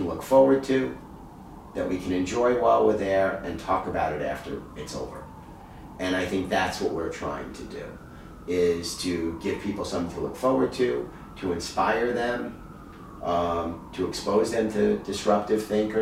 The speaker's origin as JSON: {"language": "English", "town": "New York City", "region": "New York", "country": "United States", "tie": "born or raised there", "said": "my family's from Brooklyn, I grew up in Queens"}